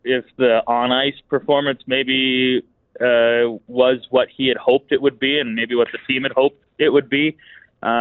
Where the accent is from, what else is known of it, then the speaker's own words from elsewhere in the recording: Vancouver Island, British Columbia, Canada; now in Lethbridge, Canada; I'm from Vancouver Island